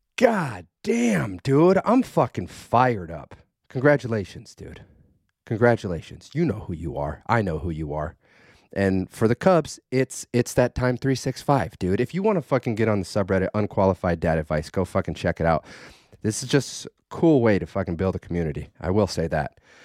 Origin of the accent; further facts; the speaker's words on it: Idaho, United States; I was raised in Idaho